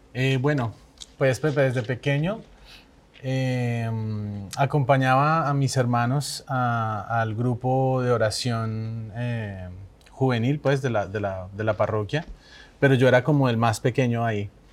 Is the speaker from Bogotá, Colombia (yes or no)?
yes; Bogotá, Colombia; also born or lived in Mérida, Venezuela; más colombiano y Bogotá